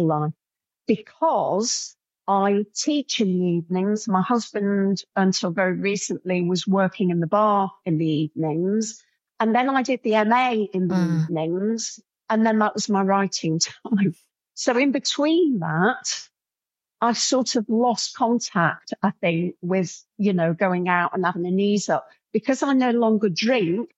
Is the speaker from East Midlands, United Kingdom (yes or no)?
yes; Coalville, East Midlands, United Kingdom; I'm from Colville, a defunct pit town where the pit shot and everybody drank away